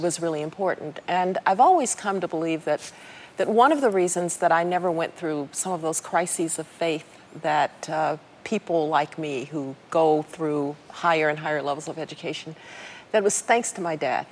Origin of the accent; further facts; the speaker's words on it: Birmingham, Alabama, United States; I grew up in Birmingham, Alabama